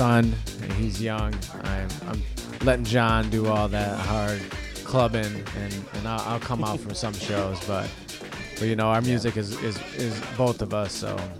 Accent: Lansing, Michigan, United States; we're just from Lansing

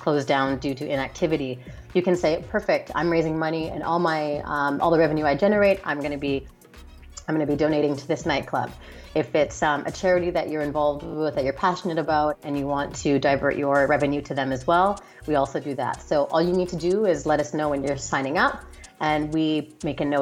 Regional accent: Canada; moved away; I'm Canadian as well originally

